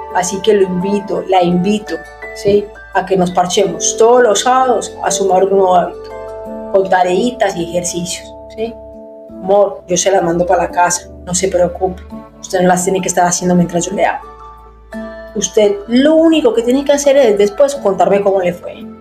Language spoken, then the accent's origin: Spanish; Paisa, Antioquia, Colombia; moved away as an adult; now in Buenos Aires, Argentina; Soy una paisa que vive en Buenos Aires hace 10, 11 años